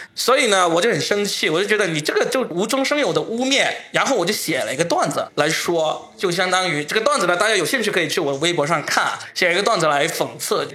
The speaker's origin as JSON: {"language": "Chinese", "region": "Guangdong", "country": "China", "accent": "Guangdong (Cantonese-accented Mandarin)", "said": "我的广东口音"}